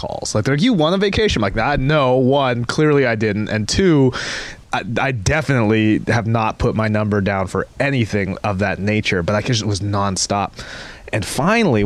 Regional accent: Seattle, Washington, United States; moved away; I'm from Seattle originally

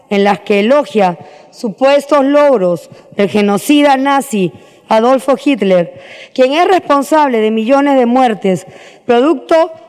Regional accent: Peru

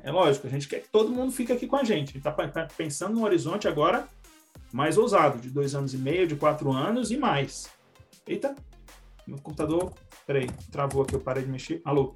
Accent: Ceará, Brazil; now in São José dos Campos, Brazil; vem lá do, do, do Ceará, que é o minha terra natal

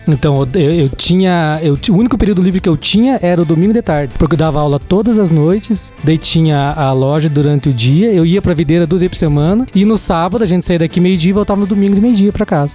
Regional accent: Caçador, Santa Catarina, Brazil; eu sou nascido e criado no Jung, né? Eu, quem é de caçador sabe o que é o Jung

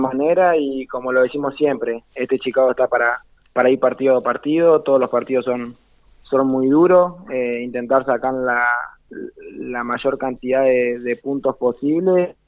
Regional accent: Carmen de Patagones, Buenos Aires Province, Argentina; also born or lived in Bahía Blanca; now in Buenos Aires, Argentina; yo soy Carmen de Patagón, del, pueblito más al sur de, la provincia de Buenos Aires

